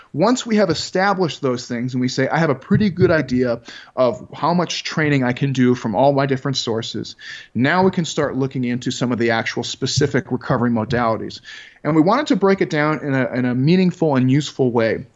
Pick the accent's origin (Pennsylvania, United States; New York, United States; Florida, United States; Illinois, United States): Illinois, United States; Chicago; I grew up in Chicago, Illinois